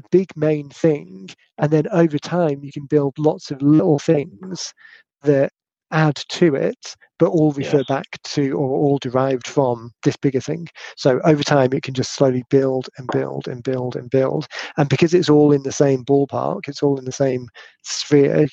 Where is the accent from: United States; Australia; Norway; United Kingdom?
United Kingdom; accent: British